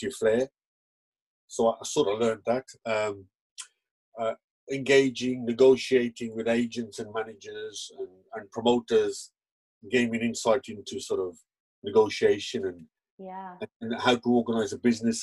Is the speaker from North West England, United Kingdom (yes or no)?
no; Birmingham, West Midlands, United Kingdom; also born or lived in Leeds; I was born in Birmingham